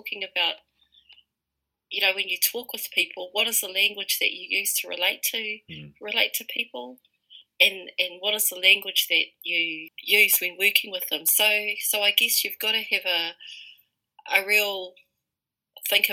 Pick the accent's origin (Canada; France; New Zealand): New Zealand; Rotorua, Bay of Plenty; I was brought up in Rotorua, which is located within the tribal territory of Te Aroa, and this is my iwi